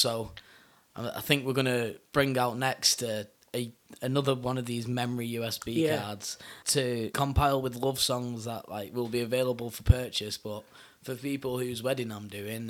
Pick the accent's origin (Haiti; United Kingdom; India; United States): United Kingdom; Bury, North West England; my hometown of Bury